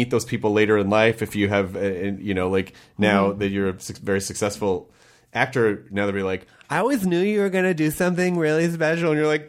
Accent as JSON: {"language": "English", "region": "Southern US", "country": "United States", "tie": "born or raised there", "said": "No, I grew up in the South. There are people who talk that way."}